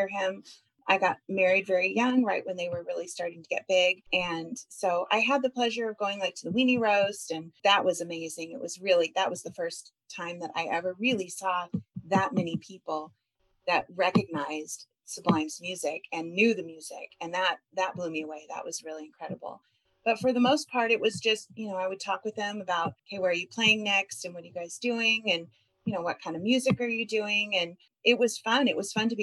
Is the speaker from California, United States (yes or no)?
yes; Long Beach, California, United States; also born or lived in Orange County, California; I grew up between Orange County and Long Beach